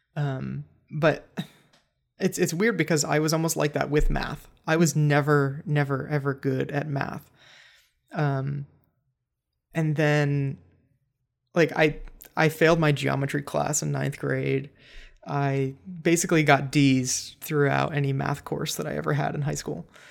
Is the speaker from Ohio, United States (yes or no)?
yes; Cleveland, Ohio, United States; also born or lived in Los Angeles; now in Columbus, United States; I'm from Cleveland area, not from Columbus, but still Ohio